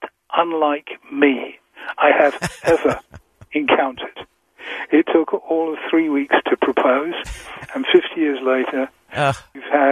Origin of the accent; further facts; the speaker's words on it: England, United Kingdom; I'm so English